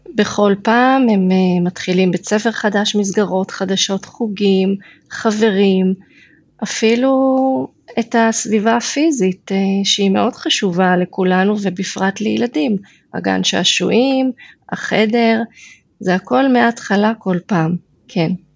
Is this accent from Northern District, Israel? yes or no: yes; Beit She'arim, Northern District, Israel; moved away as an adult; now in Kidron, Israel; אני גם גדלתי במושב קטן בעמק יזרעאל, מושב בית שערים